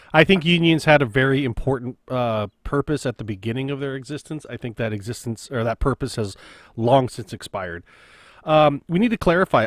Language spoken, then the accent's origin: English; United States; as an American